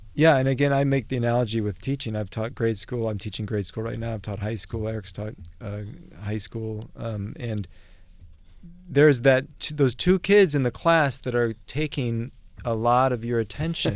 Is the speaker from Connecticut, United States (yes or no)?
no; Omaha, Nebraska, United States; I come from Omaha